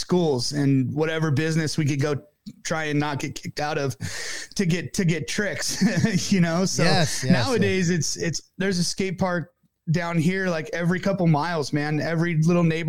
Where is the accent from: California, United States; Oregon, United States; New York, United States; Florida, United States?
California, United States; Corona; now in Lake Elsinore, United States; I grew up in Corona, California, and lived there all the way through halfway through high school